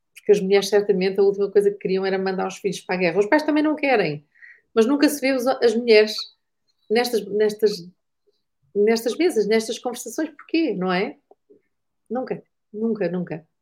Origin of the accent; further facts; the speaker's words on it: Porto, Norte, Portugal; Eu sou do Porto